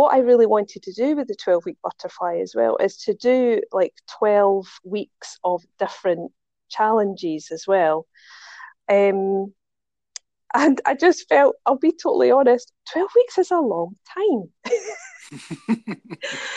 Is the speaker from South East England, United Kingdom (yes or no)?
no; Scotland, United Kingdom; accent: Scottish; now in Dubai, United Arab Emirates; I'm Scottish. I live in Dubai